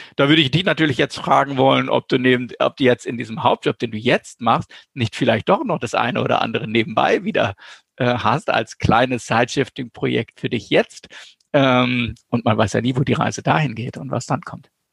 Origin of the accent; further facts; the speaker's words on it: North Rhine-Westphalia, Germany; ich komme aus Westfalen